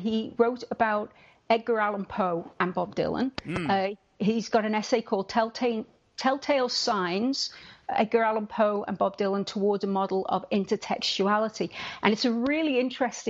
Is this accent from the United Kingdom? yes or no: yes; United Kingdom; I'm British